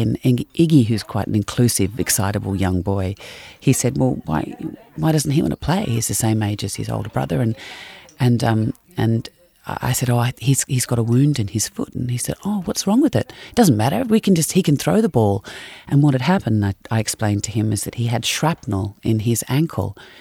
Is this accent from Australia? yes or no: yes; Australia; being an Australian